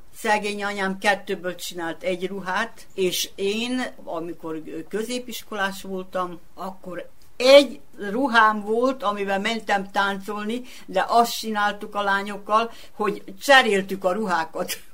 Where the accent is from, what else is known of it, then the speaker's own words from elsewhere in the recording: Sombor, Vojvodina, Serbia; also born or lived in Budapest; itt születtem